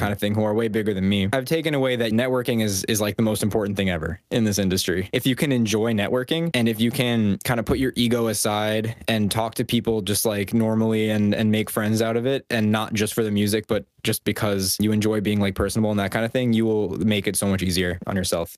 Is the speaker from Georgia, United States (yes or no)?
no; Westchester County, New York, United States; I grew up in New York, a little bit above New York City in a county called Westchester